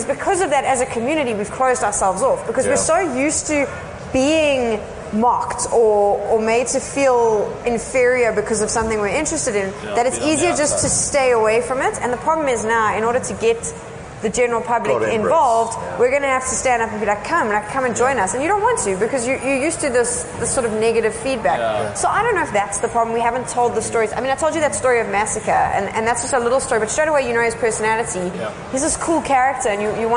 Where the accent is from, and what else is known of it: South Africa